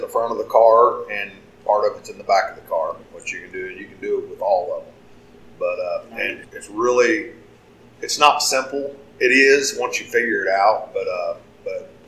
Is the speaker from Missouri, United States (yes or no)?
yes; Bowling Green, Missouri, United States; I grew up a half mile from that fairgrounds right there. Mm-hmm. That's my home. It's always been my hometown track